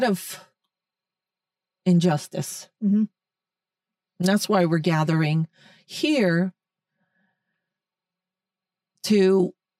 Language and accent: English; United States; We're American. This is America